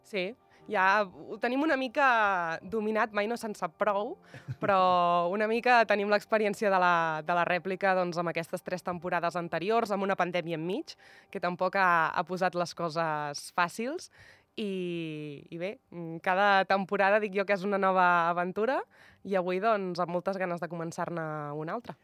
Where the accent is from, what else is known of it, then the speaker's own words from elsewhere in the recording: Tordera, Catalonia, Spain; now in Andorra; Vinc d'un poble doncs, que també doncs, és terra de, de hockey, hoquei